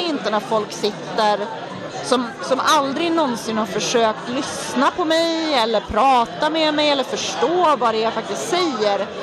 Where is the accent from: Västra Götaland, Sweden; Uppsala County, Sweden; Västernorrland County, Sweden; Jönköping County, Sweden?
Västernorrland County, Sweden; Härnösand; now in Stockholm, Sweden; Största delen av mitt liv har jag vuxit upp i en småstad i Norrland som heter Härnösand